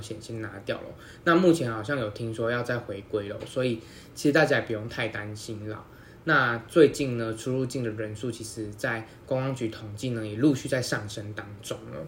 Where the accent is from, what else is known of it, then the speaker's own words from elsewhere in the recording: Taiwan; 我相信我们台湾人出国还是会口罩戴着啦